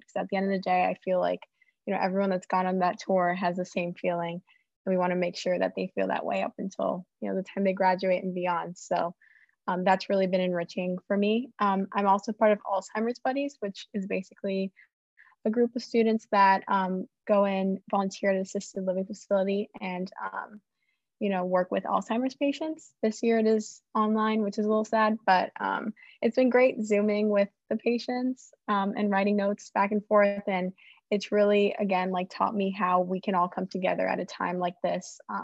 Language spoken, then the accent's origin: English; Miami, Florida, United States; moved away as an adult; I'm from Miami